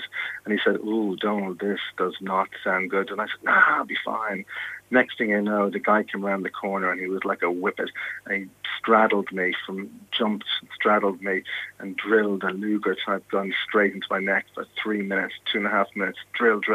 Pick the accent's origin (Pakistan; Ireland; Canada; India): Ireland; moved away as an adult; also born or lived in Manchester; being Irish, and I started out in local newspapers in Ireland